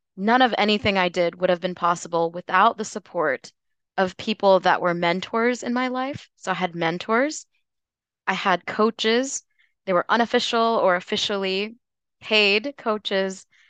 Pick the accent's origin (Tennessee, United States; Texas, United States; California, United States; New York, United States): Tennessee, United States; moved away as an adult; also born or lived in North Carolina / Washington, D.C. area; now in Louisville, United States; I was born and raised in Tennessee